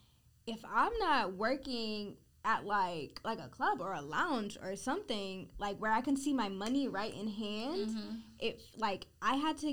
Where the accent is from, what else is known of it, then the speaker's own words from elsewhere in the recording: Boston, Massachusetts, United States; also born or lived in Texas; now in Houston, United States; I'm from Boston.